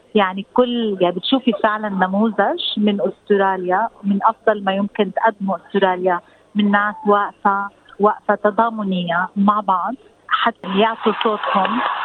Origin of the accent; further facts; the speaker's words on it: Palestine; now in Australia; احنا كفلسطينيين